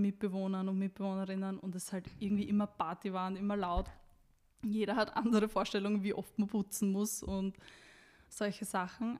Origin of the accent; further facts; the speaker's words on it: Styria, Austria; ich komme ja wie du aus der Steiermark